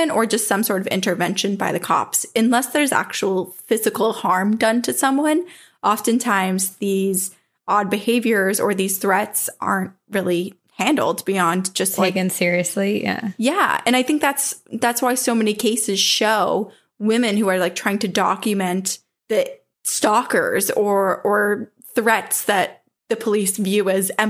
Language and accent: English; San Diego, California, United States; I'm from San Diego, California, and most of my family is from Mexico.